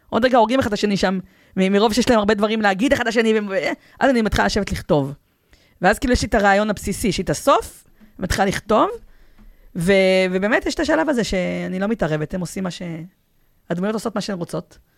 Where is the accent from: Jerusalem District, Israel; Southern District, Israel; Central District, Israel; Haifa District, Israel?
Central District, Israel; Petah Tikva; אני, אני פתח תקוואית.